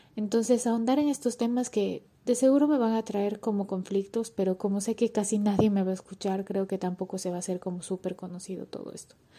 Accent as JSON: {"language": "Spanish", "country": "Ecuador", "moved": "as an adult", "lives_now": "Barcelona, Spain", "said": "soy ecuatoriana"}